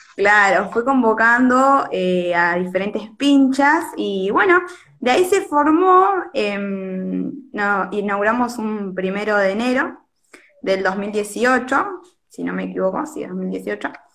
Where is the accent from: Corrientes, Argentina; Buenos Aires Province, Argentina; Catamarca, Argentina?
Buenos Aires Province, Argentina; Monte Hermoso; also born or lived in La Plata; yo tengo 22 años, soy de Monte Hermoso